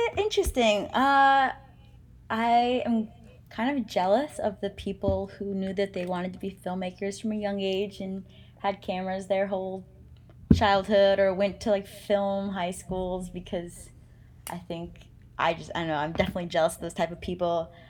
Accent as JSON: {"language": "English", "region": "New Mexico", "country": "United States", "tie": "born or raised there", "moved": "as an adult", "lives_now": "California, United States", "said": "I grew up in New Mexico"}